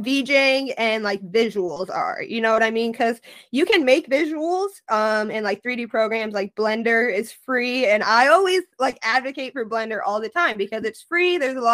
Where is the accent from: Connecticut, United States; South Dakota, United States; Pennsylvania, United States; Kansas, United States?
South Dakota, United States; I'm from South Dakota